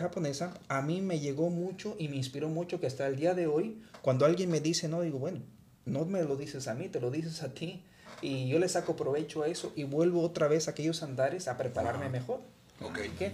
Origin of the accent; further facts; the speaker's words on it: Guanajuato, Mexico; moved away as an adult; now in United States; viajo regularmente a mi ciudad natal, la tierra Guanajuato